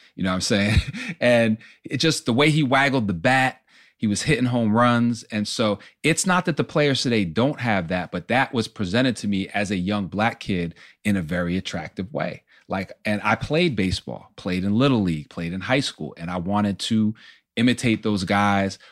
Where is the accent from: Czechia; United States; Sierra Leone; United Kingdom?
United States; Poughkeepsie, New York; I grew up in Poughkeepsie, New York, about an hour and a half